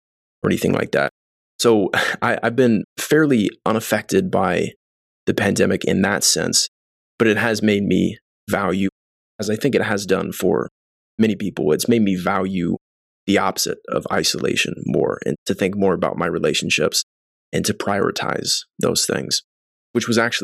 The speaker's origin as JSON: {"language": "English", "town": "Columbus", "region": "Indiana", "country": "United States", "tie": "born or raised there", "moved": "as an adult", "lives_now": "Los Angeles, United States", "said": "Before Los Angeles, I was based in Columbus, Indiana. That's my hometown"}